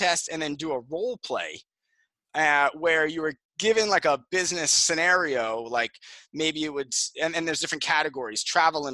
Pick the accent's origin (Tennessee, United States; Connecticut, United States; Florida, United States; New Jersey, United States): New Jersey, United States; Jersey Shore; I grew up in New Jersey, on the Jersey Shore